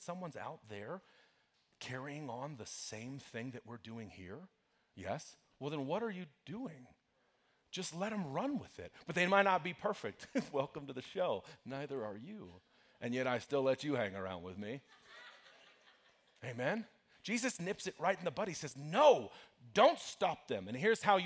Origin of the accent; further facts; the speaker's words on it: Broomfield, Colorado, United States; I grew up in Broomfield, which is a little town just north of here